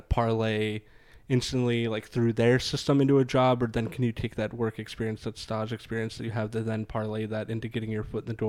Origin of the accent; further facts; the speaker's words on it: Baltimore, Maryland, United States; I mean, we grew up in Maryland and in the Baltimore area, right?